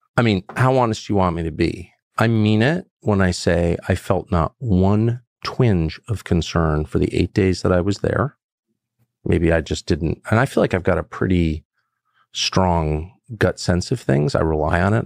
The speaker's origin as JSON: {"language": "English", "country": "United States", "said": "'cause I'm American.\" and I've lived here my whole life"}